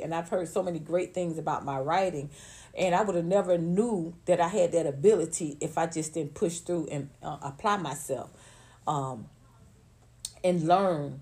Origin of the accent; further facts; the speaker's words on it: Atlanta, Georgia, United States; moved away as an adult; also born or lived in Los Angeles; I grew up in Atlanta, went to elementary school, high school, college